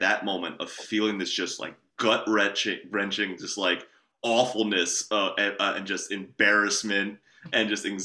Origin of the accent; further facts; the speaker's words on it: Maryland, United States; I'm from Maryland